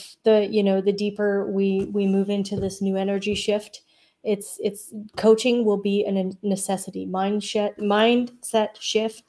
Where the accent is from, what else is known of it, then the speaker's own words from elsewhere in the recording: Canada; also born or lived in Alberta, Canada; I'm a Canadian